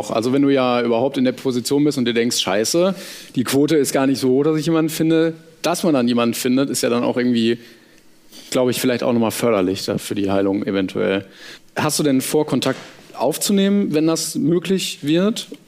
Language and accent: German; Bremen, Germany; moved away; Ich komme ursprünglich aus Bremen